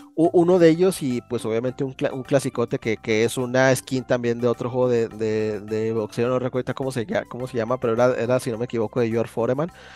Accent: Chihuahua, Mexico; aquí del estado de Chihuahua, ¿no? De donde yo soy

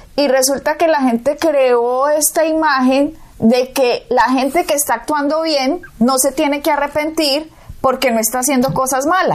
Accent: Colombia; Yo nací en Colombia.

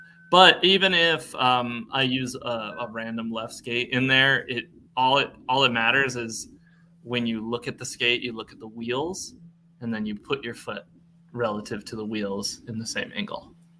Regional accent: New England, United States; Never knew they existed until I came down to school near Tampa, and I'm from the New England area.

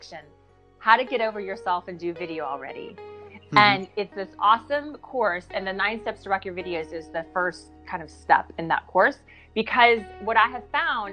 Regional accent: the Midwest in Kansas and Oklahoma, United States; now in Santa Monica, United States; I grew up in the Midwest in Kansas and Oklahoma.

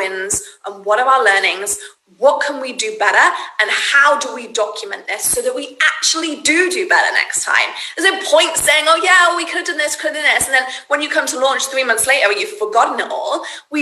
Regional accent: United Kingdom; now in United States; I'm British

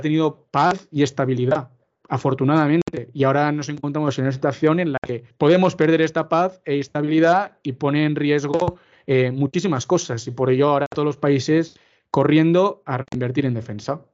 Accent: Spain; nuestra generación, ¿no? la, la generación nacida a partir de los, de 90 y de los 2000, en la que nuestro país nunca ha sufrido una guerra

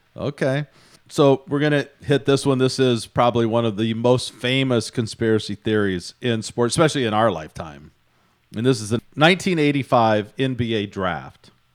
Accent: Houston, Texas, United States; my hometown of Houston

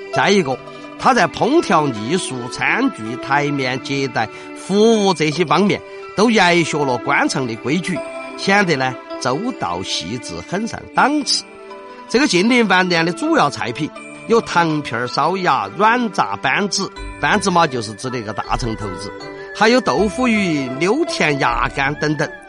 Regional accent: Chengdu, Sichuan, China; 我们成都的马昆龙都晓得这个板姑姑娘是啥子意思

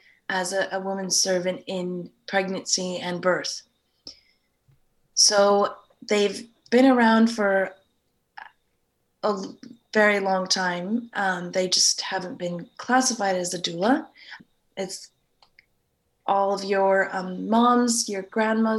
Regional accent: United States; moved away as an adult; also born or lived in California; now in Sydney, Australia; I'm originally from the States

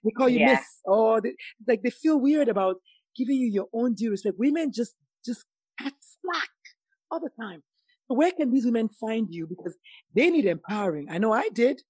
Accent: Nigeria; moved away; also born or lived in South Carolina; as a Nigerian woman

